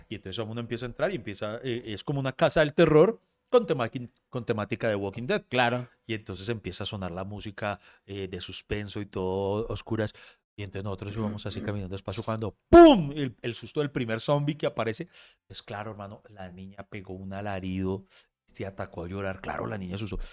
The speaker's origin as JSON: {"language": "Spanish", "region": "Bogotá", "country": "Colombia", "tie": "born or raised there", "said": "crecí en La Estrada, eh, en Bogotá"}